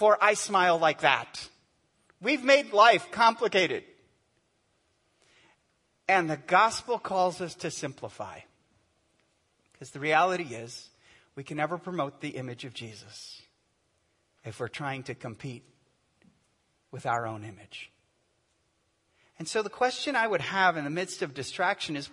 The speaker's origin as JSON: {"language": "English", "country": "United States", "said": "I'm an American. We ask what's on our minds, right?"}